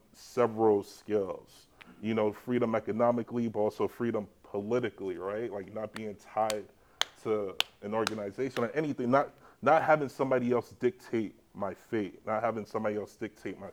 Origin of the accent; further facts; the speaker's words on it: New York City, New York, United States; also born or lived in Jamaica / Dominican Republic; now in New York, United States; I'm from the Bronx, I chilled on the block